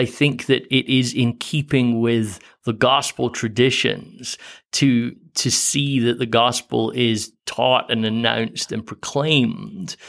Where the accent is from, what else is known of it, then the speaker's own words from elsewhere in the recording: Scotland, United Kingdom; I grew up in Protestant Scotland